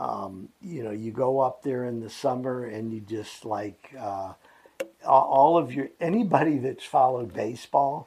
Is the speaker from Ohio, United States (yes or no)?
yes; Cleveland, Ohio, United States; also born or lived in Alachua County, Florida; now in Gainesville, United States; I grew up in Cleveland, Ohio